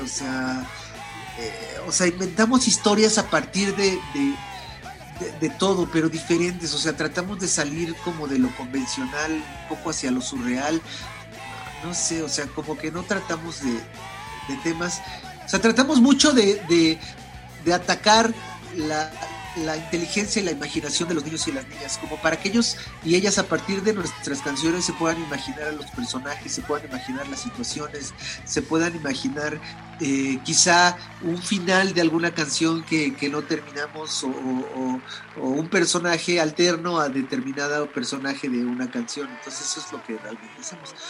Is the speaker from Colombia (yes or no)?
no; Mexico City, Mexico; Somos de la Ciudad de México